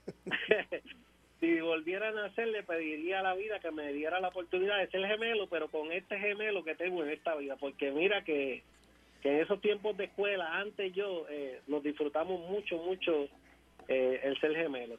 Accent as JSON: {"language": "Spanish", "town": "Ponce", "country": "Puerto Rico", "tie": "born or raised there", "said": "nosotros somos de Ponce, natural de Ponce, nacido y criado aquí en la ciudad señorial de Ponce"}